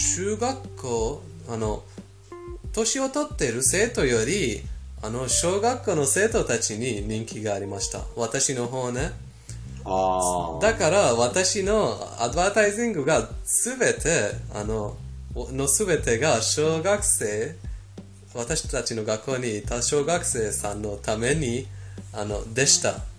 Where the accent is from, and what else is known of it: Iran; born or raised there; Japanese is a second language; moved away